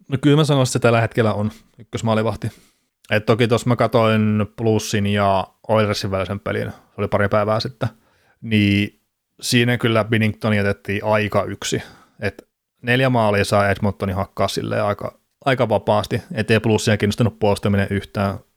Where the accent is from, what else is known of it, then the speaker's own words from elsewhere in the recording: Varkaus, North Savo, Finland; mä oon Varkaudesta itse kotoisin